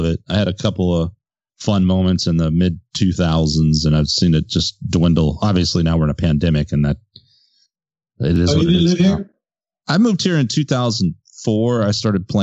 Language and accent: English; San Antonio, Texas, United States; also born or lived in College Station, Texas; I was born in San Antonio, but I was in College Station for a while when I was growing up